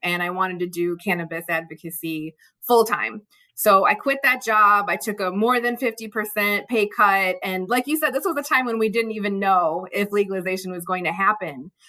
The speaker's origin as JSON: {"language": "English", "town": "Chicago", "region": "Illinois", "country": "United States", "tie": "born or raised there", "said": "I grew up in the Chicago area, um, child of immigrants"}